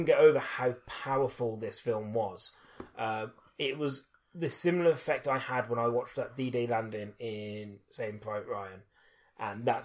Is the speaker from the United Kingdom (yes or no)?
yes; United Kingdom; being British